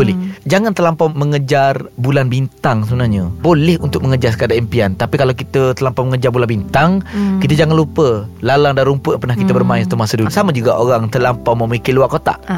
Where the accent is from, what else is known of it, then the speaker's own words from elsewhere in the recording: Kota Bharu, Kelantan, Malaysia; moved away as an adult; also born or lived in Shah Alam; saya sebenarnya saya orang Kelantan, orang Kota Bagu.